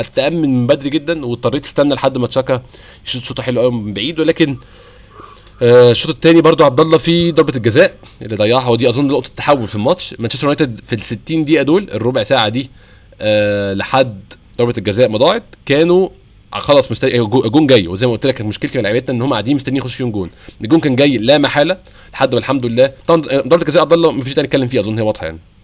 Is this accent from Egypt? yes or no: yes; Egypt; هنا عندنا في مصر